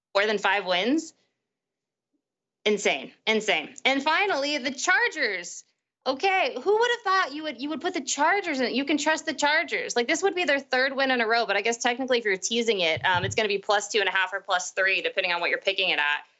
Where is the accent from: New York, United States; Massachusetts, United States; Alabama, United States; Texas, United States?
Texas, United States; right outside of Dallas; I grew up right outside of Dallas